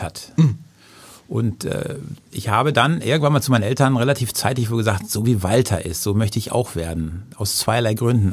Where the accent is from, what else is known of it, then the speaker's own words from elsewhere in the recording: Husum, Schleswig-Holstein, Germany; now in Hamburg, Germany; meiner Heimatstadt Husum